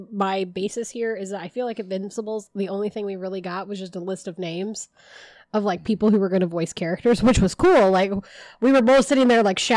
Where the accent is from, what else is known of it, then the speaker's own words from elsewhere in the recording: United States; I'm from Hamilton County